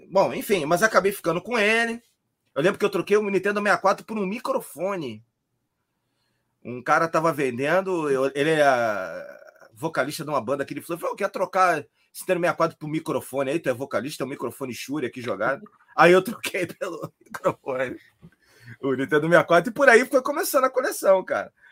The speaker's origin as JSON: {"language": "Portuguese", "region": "Rio de Janeiro", "country": "Brazil", "lives_now": "Florianópolis, Brazil", "said": "eu comecei a colecionar quando eu mudei para Floripa, né? Que eu sou carioca. Eu mudei para Floripa em 2004."}